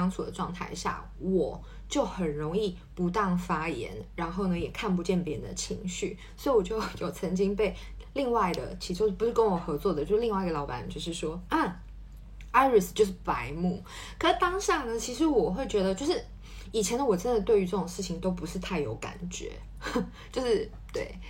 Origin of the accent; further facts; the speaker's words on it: Taiwan; now in Paris, France; 那我觉得过去的我在台湾，我可能就是很少有这种，嗯，比如说同侪压力、同事之间的压力，或是在职场上面的压力。不过呢，我搬来巴黎之后